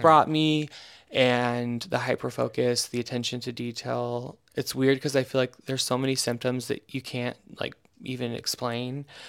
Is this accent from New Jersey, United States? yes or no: no; Eastern Oregon, United States; also born or lived in Portland, Oregon; I grew up in Eastern Oregon, uh, which is an awful place